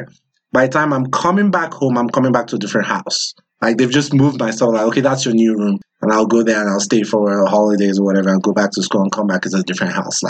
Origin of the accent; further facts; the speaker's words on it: Nigeria; I don't speak my language either, even though I grew up in Nigeria, but my dad was in the military and we're moving, oh my God, like Nigeria has, what, 36 states?